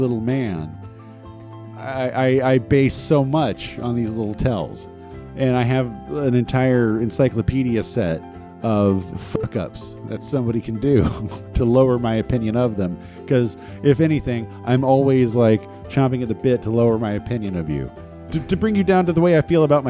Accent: California, United States; moved away; I'm from California. I'm from Los Angeles.

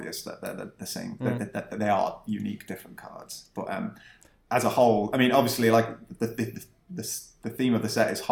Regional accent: West Midlands, United Kingdom; I grew up in the West Midlands in the UK

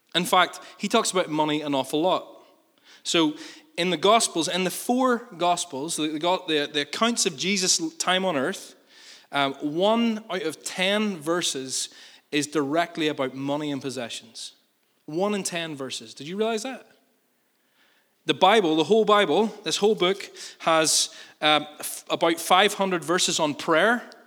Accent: Northern Ireland, United Kingdom; we're good Northern Irish people

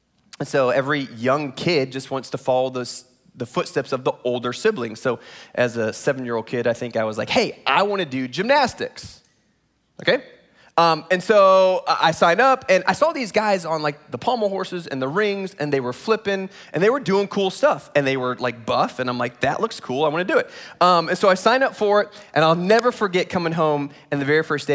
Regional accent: Indiana, United States; now in Texas, United States; I was born in Indiana

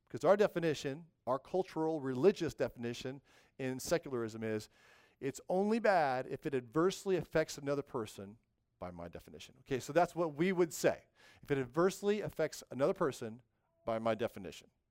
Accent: the West, United States; moved away; in the West, I grew up in the West, we had these things called earthquakes

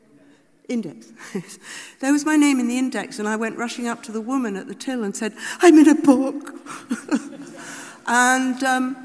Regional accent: United Kingdom; we're all British, liberal

